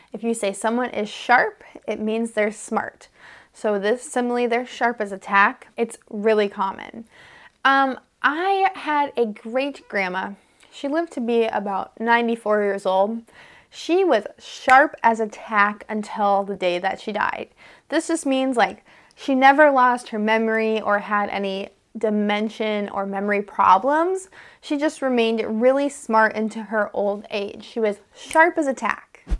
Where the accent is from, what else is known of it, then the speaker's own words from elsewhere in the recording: United States; I'm an American English teacher